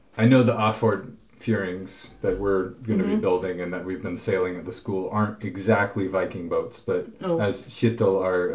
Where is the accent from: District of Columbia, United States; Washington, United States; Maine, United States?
Washington, United States; near Port Townsend; born or raised there; moved away as an adult; now in Norway